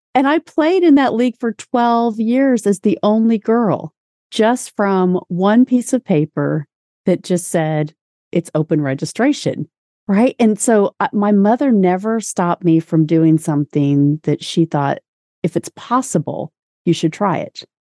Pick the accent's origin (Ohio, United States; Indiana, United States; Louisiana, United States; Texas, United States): Indiana, United States; Indianapolis; also born or lived in Orlando, Florida; shortly after I was born, my family moved to Indianapolis